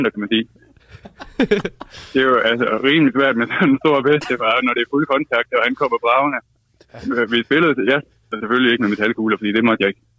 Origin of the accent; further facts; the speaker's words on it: Vejle, Southern Denmark, Denmark; det spillede vi ikke der, hvor jeg kommer fra.